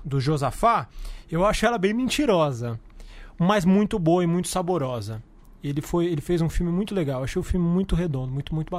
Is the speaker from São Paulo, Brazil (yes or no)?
yes; São Paulo, Brazil; como paulistano